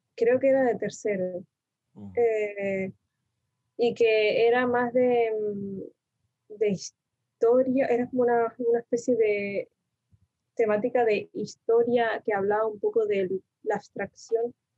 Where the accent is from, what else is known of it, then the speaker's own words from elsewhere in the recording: Tenerife, Canary Islands, Spain; also born or lived in Argentina; nací en Argentina y me mudé a Tenerife, bueno, me mudó mi madre más bien a Tenerife eh, con siete años